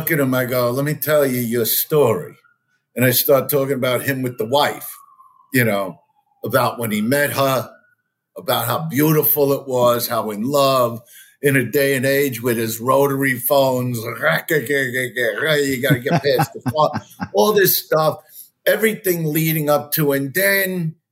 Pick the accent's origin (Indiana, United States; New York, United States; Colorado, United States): New York, United States; New York City; I'm from Brooklyn, New York